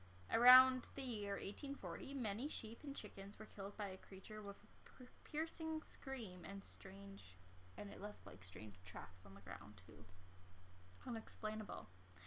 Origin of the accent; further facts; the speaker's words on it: Saskatchewan, Canada; I'm from Saskatchewan.